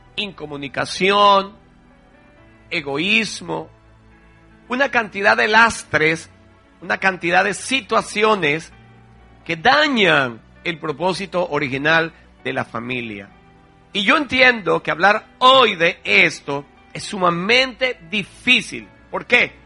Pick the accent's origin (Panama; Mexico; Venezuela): Venezuela; En Venezuela decimos cola